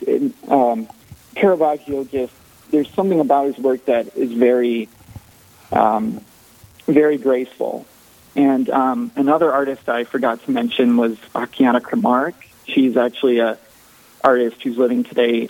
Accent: Sioux Falls, South Dakota, United States; I was born here in Sioux Falls and uh, raised in a very uh, a very strong Catholic family

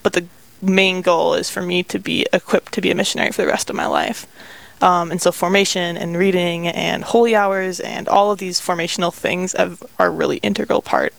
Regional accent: St. Cloud, Minnesota, United States; moved away as an adult; also born or lived in Duluth, Minnesota; now in Sioux Falls, United States; I grew up in St. Cloud in a big, good Catholic family. And then I went to school at the University of Minnesota Duluth. And when I was in school, my family moved to Sioux Falls.

